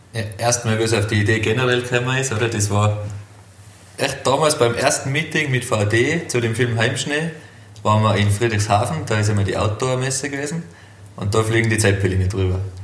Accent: Hopfgarten, Tyrol, Austria; ich bin aus Hopfgarten.

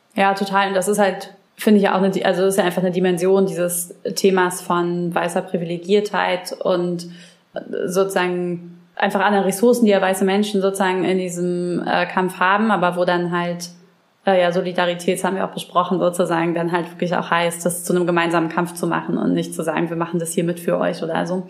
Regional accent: Brandenburg, Germany; Ich komme ja aus Brandenburg

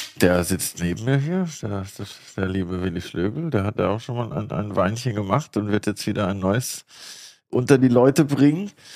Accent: Baden-Württemberg, Germany; moved away; der hat einen Weinberg äh, zwei Dörfer weiter, wo ich aufgewachsen bin

